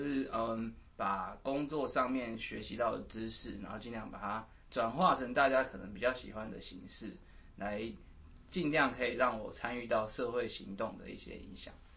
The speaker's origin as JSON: {"language": "Chinese", "town": "Keelung", "country": "Taiwan", "said": "我是基隆人"}